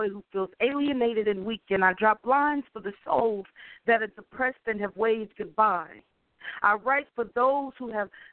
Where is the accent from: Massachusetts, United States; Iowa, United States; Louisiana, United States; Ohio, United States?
Ohio, United States; Dayton; moved away; I'm originally from Dayton, Ohio